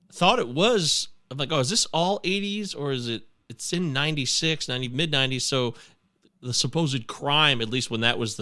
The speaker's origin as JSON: {"language": "English", "country": "United States", "said": "I'm an American"}